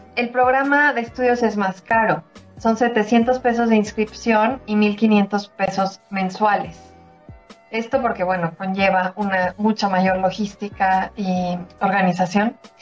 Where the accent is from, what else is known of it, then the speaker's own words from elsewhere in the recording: Mexico; soy mexicana